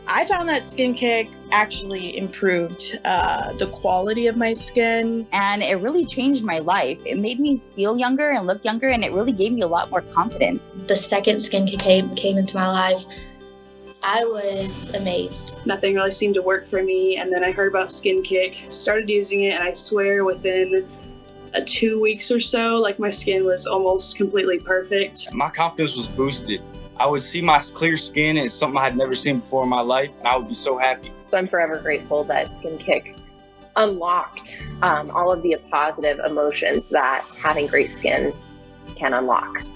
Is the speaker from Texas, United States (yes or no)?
yes; Texas, United States; moved away as an adult; now in Arkansas, United States; I'm originally from Texas, so moving up here was a bit of change in weather